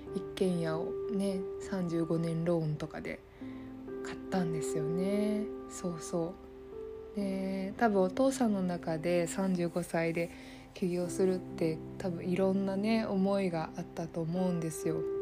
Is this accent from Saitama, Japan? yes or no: yes; Saitama, Japan; also born or lived in Fukushima; 埼玉だったんですけど